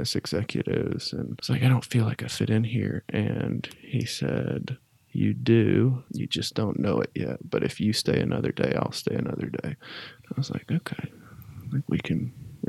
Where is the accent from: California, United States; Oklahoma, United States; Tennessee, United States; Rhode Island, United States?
Tennessee, United States; Knoxville; I was from Knoxville